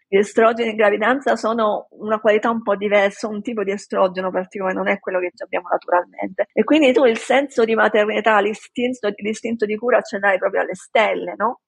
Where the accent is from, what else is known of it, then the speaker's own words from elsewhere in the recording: Palermo, Sicily, Italy; moved away as an adult; also born or lived in Rome / Washington DC / San Diego; sono di Palermo